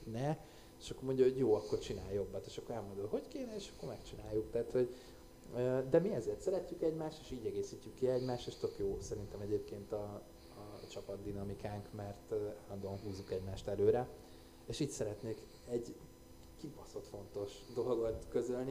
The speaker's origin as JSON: {"language": "Hungarian", "region": "Budapest", "country": "Hungary", "said": "én budai vagyok"}